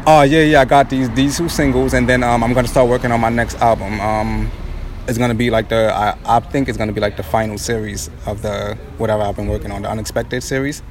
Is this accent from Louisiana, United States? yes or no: no; New York, United States; also born or lived in Brooklyn / Far Rockaway, Queens; I'm 27 years old right now, man. Born and raised in New York